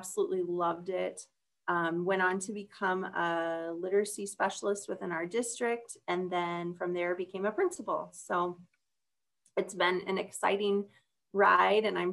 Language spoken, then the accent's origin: English; Lawton, Iowa, United States; I grew up in Lawton, Iowa, which is just outside of Sioux City